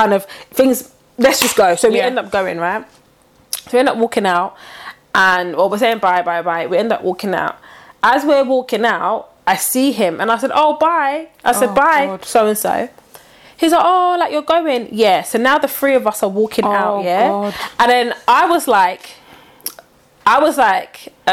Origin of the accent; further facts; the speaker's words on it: Nigeria; I'm Nigerian too.